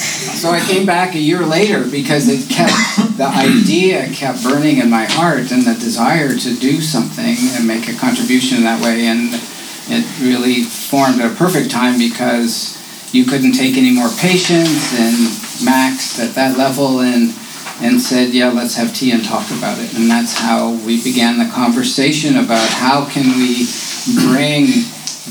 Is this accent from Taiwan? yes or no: no; Canada; now in United States; I grew up as a Canadian